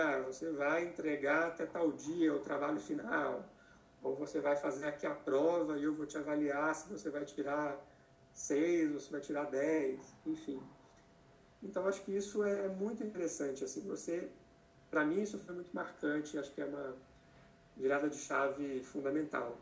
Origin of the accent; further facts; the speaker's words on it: Minas Gerais, Brazil; moved away as an adult; also born or lived in Belo Horizonte; now in São Paulo, Brazil; Eu sou mineiro